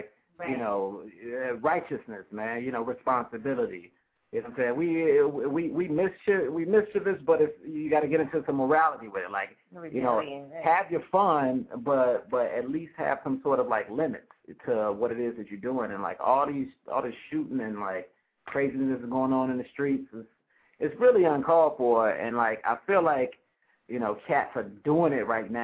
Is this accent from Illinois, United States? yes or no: yes; Chicago, Illinois, United States; We both from the West Side, actually. Both born and raised in the West Side